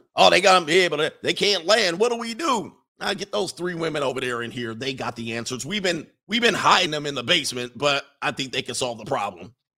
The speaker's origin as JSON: {"language": "English", "town": "Hawthorne", "region": "California", "country": "United States", "tie": "born or raised there", "said": "I grew up in Hawthorne"}